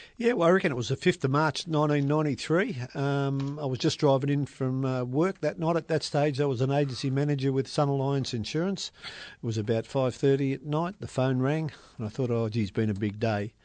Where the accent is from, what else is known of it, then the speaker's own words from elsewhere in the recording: Melbourne, Victoria, Australia; I was brought up in Station Street, Carlton